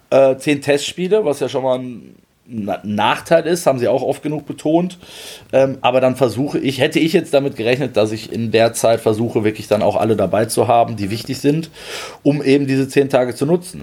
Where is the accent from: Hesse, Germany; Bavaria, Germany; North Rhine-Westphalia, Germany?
Hesse, Germany; Frankfurt; moved away; Ich bin in Frankfurt, fühle ich mich sehr wohl, wie du weißt, meine alte Heimat